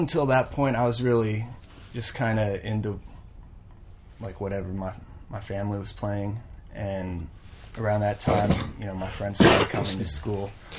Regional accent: Los Angeles, California, United States; I grew up in Mar Vista.

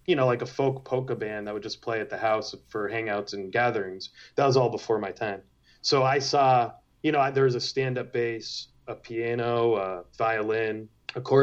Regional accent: Western Massachusetts, United States; I grew up with my grandparents in Western Massachusetts

